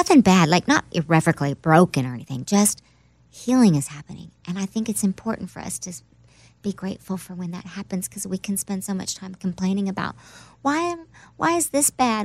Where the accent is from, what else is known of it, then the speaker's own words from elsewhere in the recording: Oklahoma, United States; moved away; also born or lived in New York; I'm from Oklahoma, so that's my home